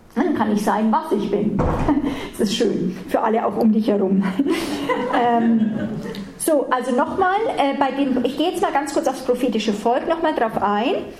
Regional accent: Germany; für uns nicht so wohlanständig, oft als Deutsche

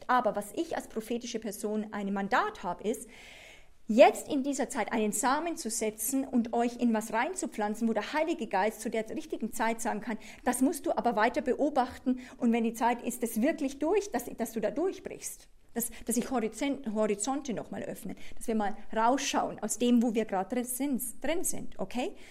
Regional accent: Switzerland; ich bin Anglerin, ich bin Schweizerin, ich bin Europäerin.

